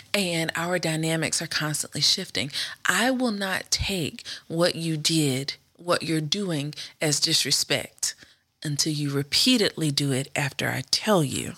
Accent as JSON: {"language": "English", "region": "the South", "country": "United States", "tie": "born or raised there", "also_born_or_lived": "Indiana", "moved": "yes", "said": "we grew up in the South."}